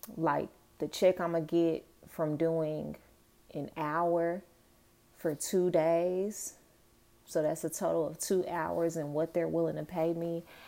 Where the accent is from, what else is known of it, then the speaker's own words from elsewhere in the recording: Dallas, Texas, United States; moved away as an adult; also born or lived in New York; I'm from Dallas, but I went to school in New York